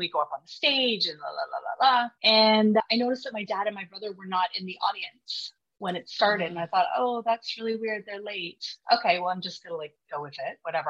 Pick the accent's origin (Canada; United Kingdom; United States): Canada; Vancouver, British Columbia; I'm from Vancouver, BC